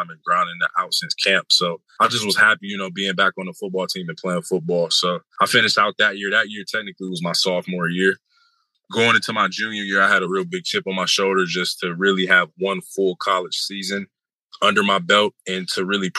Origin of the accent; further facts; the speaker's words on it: Youngstown, Ohio, United States; my hometown college